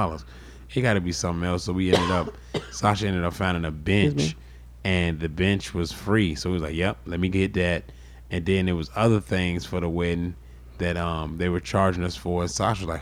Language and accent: English; United States; as far as being American, we're used to everything being instant.